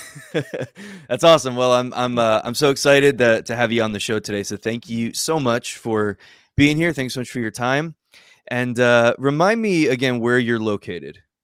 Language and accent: English; New Jersey, United States; moved away as an adult; now in Alabama, United States; I'm originally from New Jersey. I grew up there my whole life